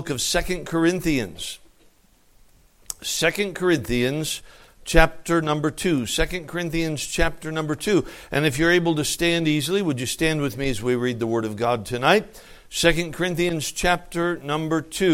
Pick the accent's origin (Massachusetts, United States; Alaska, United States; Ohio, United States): Alaska, United States; I'm from Alaska